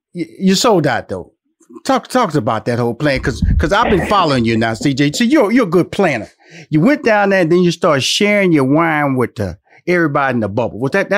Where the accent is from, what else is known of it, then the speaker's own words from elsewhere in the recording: Houston, Texas, United States; Now, I'm just a country boy. I'm born and raised in Houston, Texas. Okay, everything grows well in the South where it's warm.